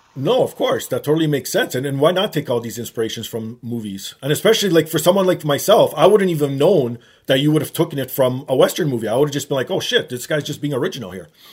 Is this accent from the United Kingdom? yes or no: no; Canada; Growing up in Canada, you like you know we have more snow